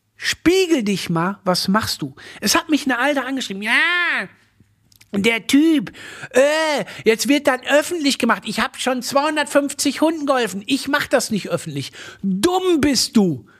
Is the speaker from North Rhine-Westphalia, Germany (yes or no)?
yes; Moers, North Rhine-Westphalia, Germany; ich komme aus Mörs